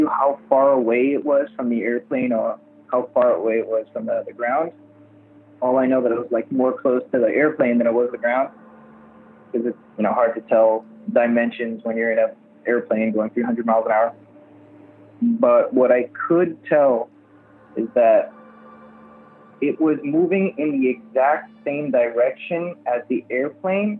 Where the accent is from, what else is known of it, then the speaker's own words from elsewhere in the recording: Miami, Florida, United States; I'm from Miami, Florida